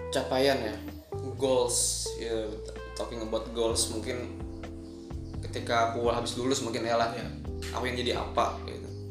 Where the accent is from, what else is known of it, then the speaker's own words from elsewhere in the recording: Banjarbaru, South Kalimantan, Indonesia; moved away; aku asli orang Banjar Baru